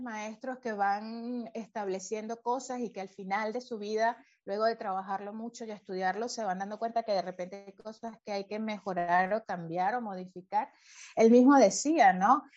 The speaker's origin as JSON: {"language": "Spanish", "town": "Valencia", "region": "Carabobo", "country": "Venezuela", "tie": "born or raised there", "also_born_or_lived": "Caracas, Venezuela", "said": "cuando todavía vivíamos en Caracas, yo, nací en Caracas hasta los ocho años, vivimos allí y fue cuando ya nuevo nos fuimos al monte, ¿no? A Valencia"}